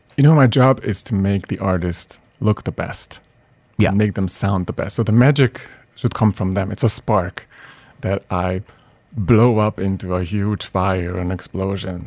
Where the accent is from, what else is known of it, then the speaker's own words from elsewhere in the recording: Budapest, Hungary; moved away as an adult; also born or lived in Boston / New York; Originally from Budapest, yeah, Hungary, and where I lived until I was 23.